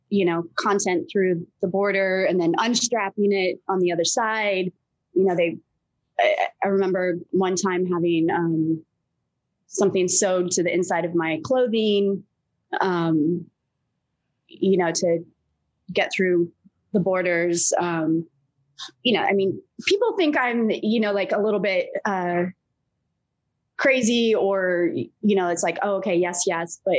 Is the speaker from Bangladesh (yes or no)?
no; England, United Kingdom; born there; I grew up all over the place. So um, I mean, I was born in England. My father's British, my mother's American